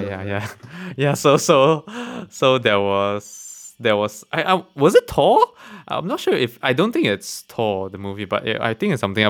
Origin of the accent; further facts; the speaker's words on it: Malaysia; being a Malaysian, I'm I'm I'm I'm quite proud to be a Malaysian